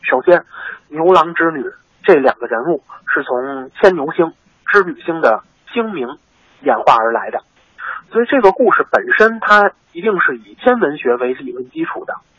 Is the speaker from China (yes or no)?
yes; China; 我们中国人啊也渴望有自己的情人节。